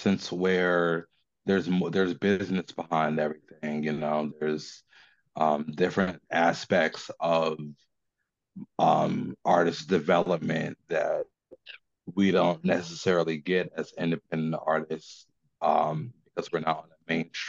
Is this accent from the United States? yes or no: yes; New Jersey, United States; now in Richmond, United States; Living down here in Richmond, even though I'm from New Jersey